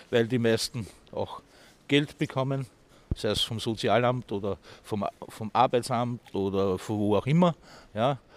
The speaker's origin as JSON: {"language": "German", "country": "Austria", "accent": "Austrian", "said": "Es kann vorkommen, dass mein wunderschöner österreichischer Dialekt mit mir durchgeht"}